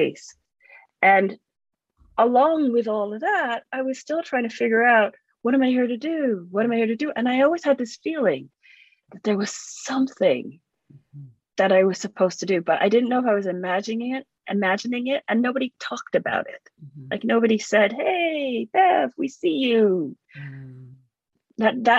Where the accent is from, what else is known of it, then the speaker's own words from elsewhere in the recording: Canada; also born or lived in England; I grew up in Canada